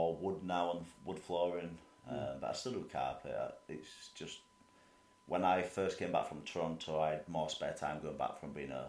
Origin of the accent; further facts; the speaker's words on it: Leeds, Yorkshire and the Humber, United Kingdom; We're a family, we're from Leeds.